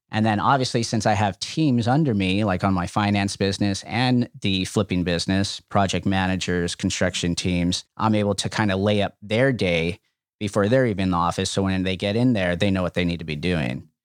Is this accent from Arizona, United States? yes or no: no; Los Angeles, California, United States; we grew up in El Sereno, uh, which is now a very hot market in Los Angeles